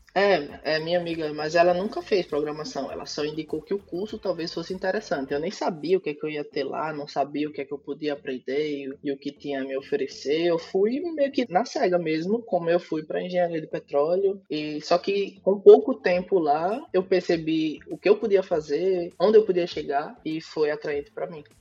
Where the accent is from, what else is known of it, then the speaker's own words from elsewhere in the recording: Maceió, Alagoas, Brazil; moved away as an adult; now in Stockholm, Sweden; sou de Maceió e atualmente eu moro em Estocolmo, na Suécia. Estou aqui há seis meses.